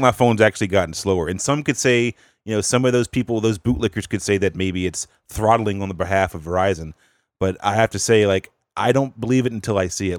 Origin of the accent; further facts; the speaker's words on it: North Carolina, United States; I'm from the South, North Carolina